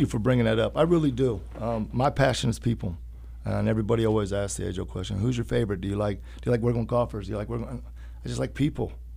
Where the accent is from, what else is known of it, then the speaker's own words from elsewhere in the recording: Urbana, Illinois, United States; growing up in Urbana